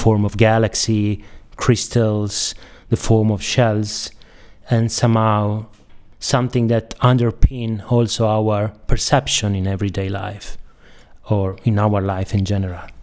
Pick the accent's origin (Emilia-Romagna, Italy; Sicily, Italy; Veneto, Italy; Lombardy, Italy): Emilia-Romagna, Italy; Bologna; I'm from Bologna